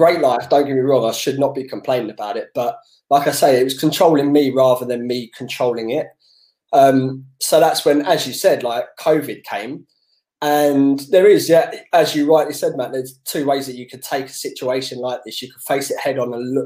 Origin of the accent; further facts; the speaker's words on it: London, United Kingdom; growing up in Southeast London